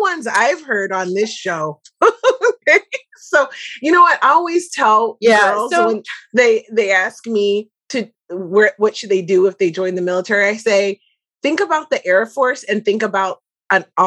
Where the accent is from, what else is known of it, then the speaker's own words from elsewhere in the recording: Philadelphia, Pennsylvania, United States; moved away as an adult; also born or lived in Chicago; I'm from the East Coast. So it was a big change for me to different weather, different people, like a different culture to go be by Chicago coming from Philadelphia.